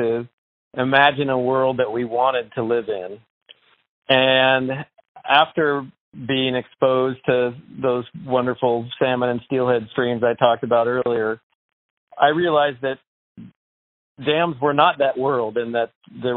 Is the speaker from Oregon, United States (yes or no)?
yes; Portland, Oregon, United States; I grew up in East Portland, Oregon